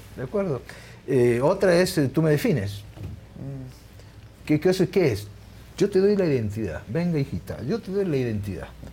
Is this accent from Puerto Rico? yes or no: no; Argentina; also born or lived in Naples, Italy / Barcelona, Spain; me crié en un gueto napolitano, yo hablé castellano, ni siquiera hablaba italiano, hablaba napolitano